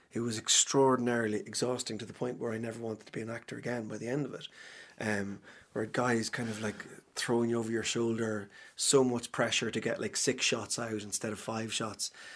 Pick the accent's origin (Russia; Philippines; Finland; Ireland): Ireland; Cavan, Ulster; moved away; people who I grew up with in Cavan